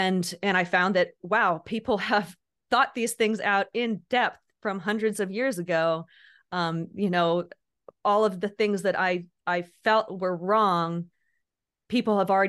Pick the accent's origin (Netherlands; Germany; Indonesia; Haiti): Indonesia; now in United States; So basically, I grew up overseas. I grew up in Indonesia